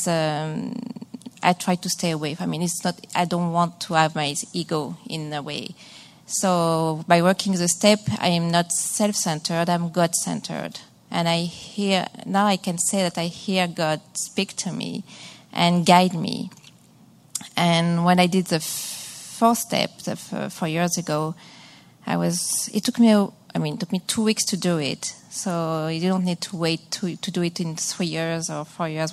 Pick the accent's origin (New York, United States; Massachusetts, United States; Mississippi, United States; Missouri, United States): Massachusetts, United States; I'm from Massachusetts